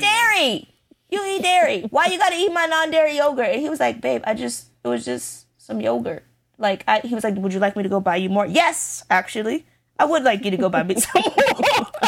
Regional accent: United States; I'm very American

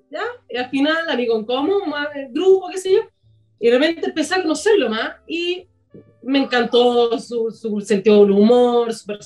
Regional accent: Santiago, Santiago Metropolitan Region, Chile; somos los dos eh, inicialmente santiaguinos y nada que ver, nuestra familia no tiene nada que ver con el vino, nada que ver con el campo

